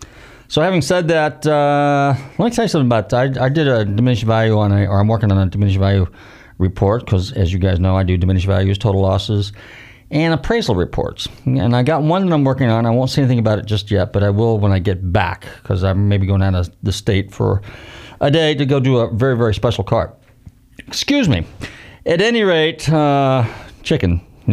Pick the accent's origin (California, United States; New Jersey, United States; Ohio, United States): California, United States; now in Florida, United States; I can say that because I came from California